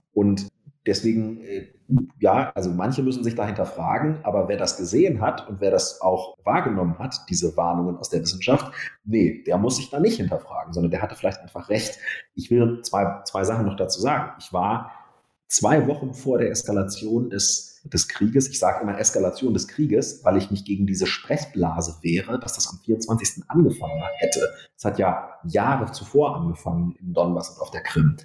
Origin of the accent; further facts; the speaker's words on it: Wolfenbüttel, Lower Saxony, Germany; also born or lived in Hamburg; In meiner Heimat Niedersachsen